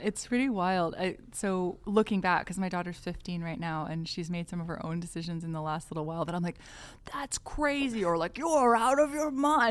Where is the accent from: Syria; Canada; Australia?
Canada; White Rock, British Columbia; also born or lived in Montreal / Mexico / South America; now in Vancouver, Canada; I grew up in White Rock, um, British Columbia, and I'm, uh, now based in Vancouver